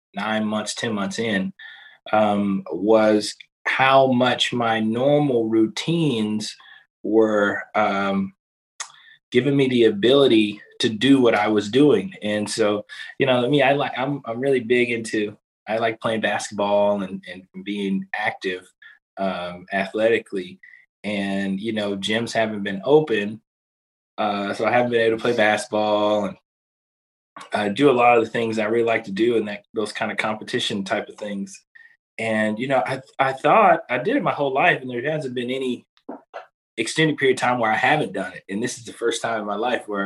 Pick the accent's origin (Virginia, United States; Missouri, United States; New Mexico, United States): Missouri, United States; Kansas City; moved away; I'm originally from Kansas City, Missouri